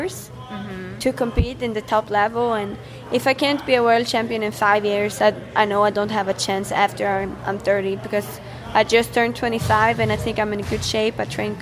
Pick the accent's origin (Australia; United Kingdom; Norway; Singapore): Norway; west coast of Norway, West Norway